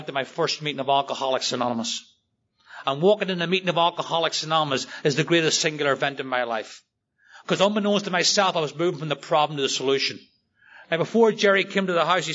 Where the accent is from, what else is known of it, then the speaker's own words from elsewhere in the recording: Northern Ireland, United Kingdom; I grew up in Northern Ireland. I grew up in the Troubles, where people literally shot each other outside the front door over religion.